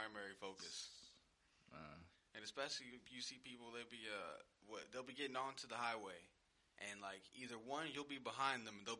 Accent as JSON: {"language": "English", "town": "Houston", "region": "Texas", "country": "United States", "said": "as a Texan or a Houstonian"}